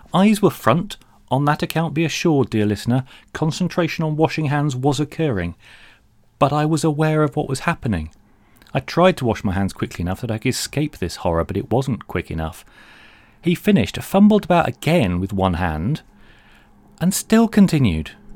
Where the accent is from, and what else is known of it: London, United Kingdom; born or raised there